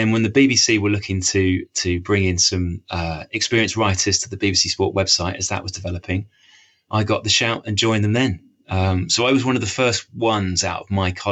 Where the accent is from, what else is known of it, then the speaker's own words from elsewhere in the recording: Bishop's Stortford, East of England, United Kingdom; also born or lived in Harlow / Cambridge / Peterborough / Cardiff; now in Cheshire, United Kingdom; So I grew up on the sort of Hertfordshire-Essex border. So I was born in Harlow, mm-hmm. which is one of the new towns that sprung up outside London, the sort of post-war period, and then moved up the road to Bishop Stortford